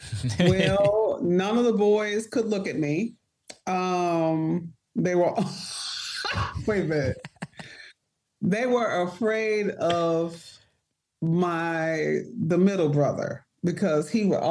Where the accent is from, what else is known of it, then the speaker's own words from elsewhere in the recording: Detroit, Michigan, United States; Growing up in the D. So I lived on the east side of Detroit. So we were like Mac and Cadillac.